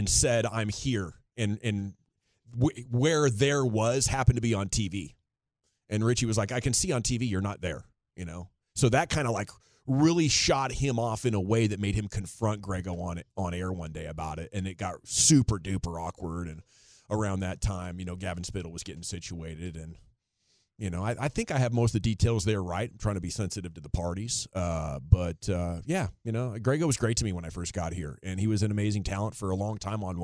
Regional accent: Portland, United States; moved away; I'm from Portland

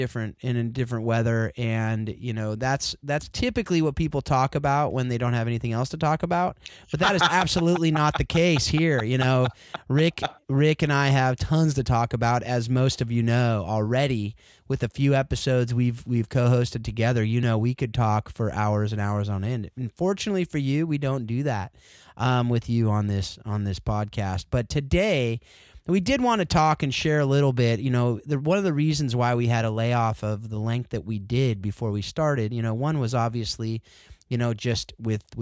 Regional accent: Southern California, United States; now in Northern California, United States; I grew up in Southern Cal

